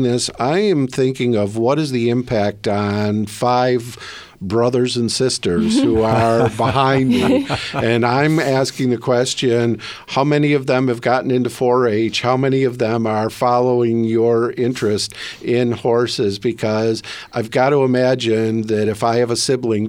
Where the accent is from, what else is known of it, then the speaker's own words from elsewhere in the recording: Brighton, Michigan, United States; I'm from Brighton